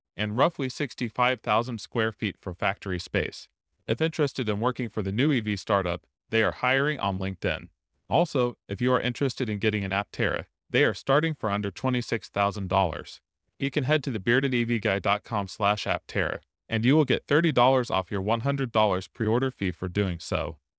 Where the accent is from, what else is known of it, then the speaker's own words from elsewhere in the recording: Tennessee, United States; here in my home state